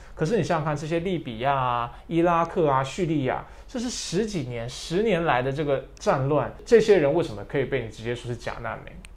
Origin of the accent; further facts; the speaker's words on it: Taiwan; 我小时候在教会长大，你知道天主教，我必须说，在台湾的天主教